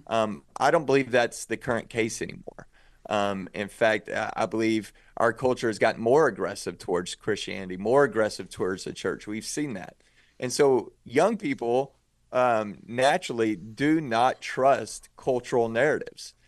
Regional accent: outside of Waco, Texas, United States; also born or lived in Dallas, Texas; I grew up outside of Waco, Texas

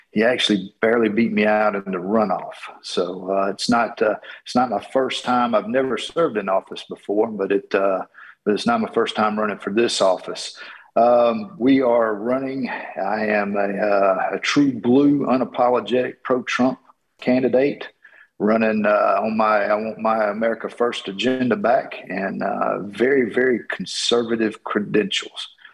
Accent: Georgia, United States; I am from Georgia, uh, running here in Georgia's 10th district

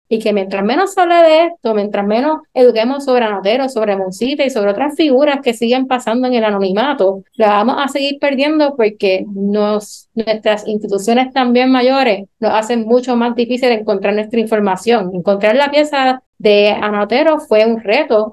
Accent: Puerto Rico

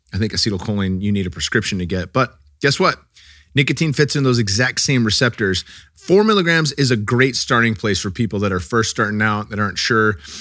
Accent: California, United States; growing up in California, I never was too into cannabis when I was young.

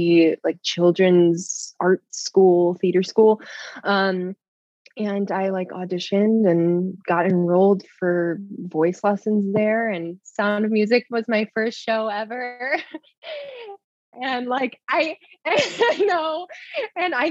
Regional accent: Burr Ridge, Illinois, United States; I grew up in ye olde Burr Ridge, Illinois. It's like the southwest suburbs of Chicago.

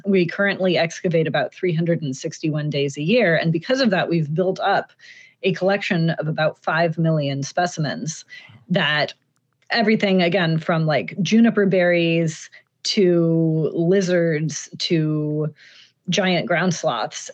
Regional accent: Pacific Northwest, United States; I grew up in the Pacific Northwest

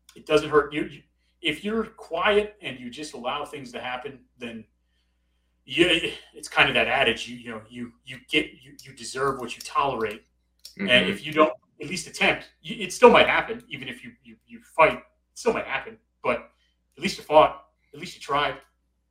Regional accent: Chicago, Illinois, United States; now in Corpus Christi area, Texas, United States; I grew up in Chicago

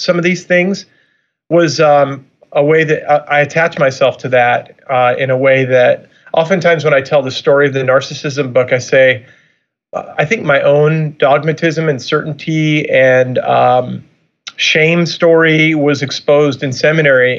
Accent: Long Island, New York, United States; also born or lived in Chicago / Orlando / San Francisco; now in Michigan, United States; I'm originally from Long Island, New York

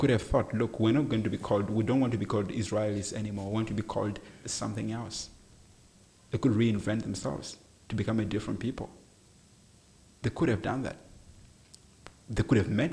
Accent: South Africa; I am a South African citizen.

